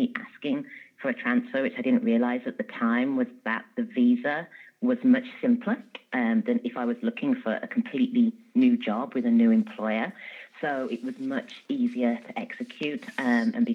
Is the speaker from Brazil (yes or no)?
no; England, United Kingdom; moved away as an adult; also born or lived in London; now in Los Angeles, United States; I'm from England, but I started working in corporate America 13 years ago when I moved to Los Angeles.